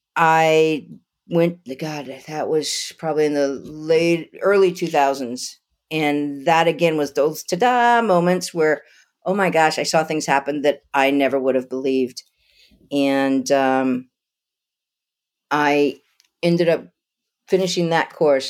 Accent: Lafayette, Louisiana, United States; moved away as an adult; also born or lived in Idaho / Albuquerque, New Mexico; now in Asheville, North Carolina, United States; Lafayette, Louisiana, a Cajun

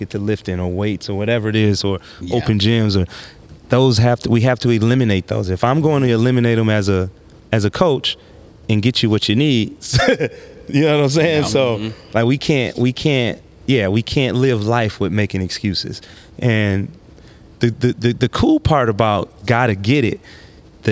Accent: Saginaw, Michigan, United States; moved away; also born or lived in Kalamazoo; I'm from Saginaw

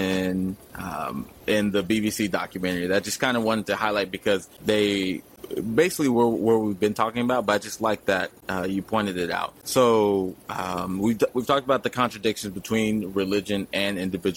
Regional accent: Texas, United States; now in California, United States; I'm from Texas, living in California

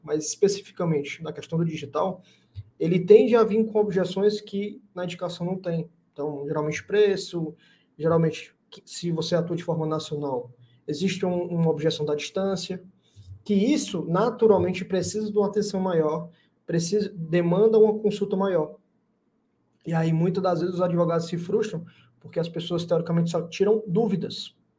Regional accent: Fortaleza, Ceará, Brazil; aqui em Fortaleza, sou de Fortaleza, né, Ceará

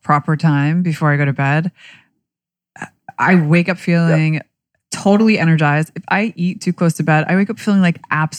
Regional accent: Pennsylvania, United States; I'm from Pennsylvania.

